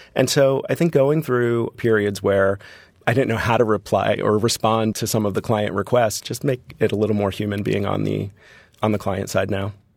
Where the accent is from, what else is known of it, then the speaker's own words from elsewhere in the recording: Hollywood, Florida, United States; growing up in Florida, for me, a vacation was Disney.